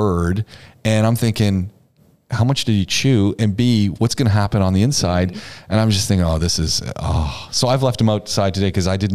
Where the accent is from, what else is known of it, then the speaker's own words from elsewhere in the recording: Ontario, Canada; moved away as an adult; also born or lived in Quebec; now in United Arab Emirates; I grew up in Ontario